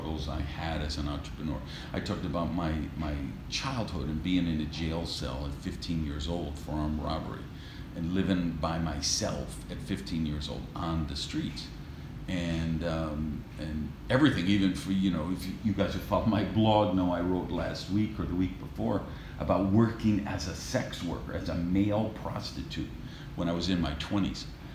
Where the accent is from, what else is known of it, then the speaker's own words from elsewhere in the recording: Madison, Wisconsin, United States; we were raised in Madison, Wisconsin